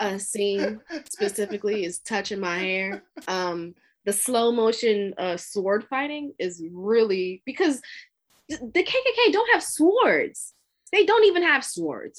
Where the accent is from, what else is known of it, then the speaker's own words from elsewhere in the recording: Brooklyn, New York, United States; now in Atlanta, United States; I'm from Brooklyn originally